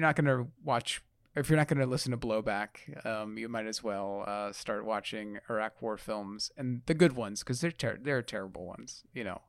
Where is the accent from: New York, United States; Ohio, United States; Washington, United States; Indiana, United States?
New York, United States; I'm from New York